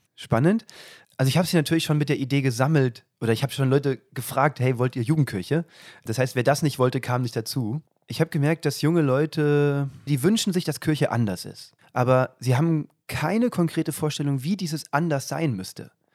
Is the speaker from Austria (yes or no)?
no; south of Kassel, Hesse, Germany; moved away as an adult; also born or lived in Nordhausen, Thuringia; aus Hessen, südlich von Kassel.